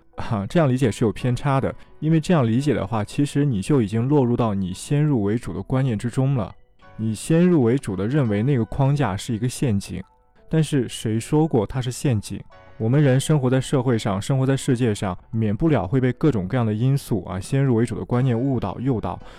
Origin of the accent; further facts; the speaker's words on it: China; 我们中国十二个生肖